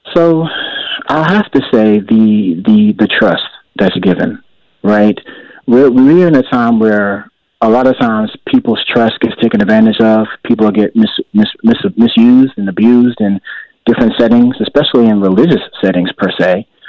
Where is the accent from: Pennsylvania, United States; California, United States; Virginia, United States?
Virginia, United States; Richmond; also born or lived in New Jersey; originally, I grew up in New Jersey, and I moved to the Richmond area when I was about ten years old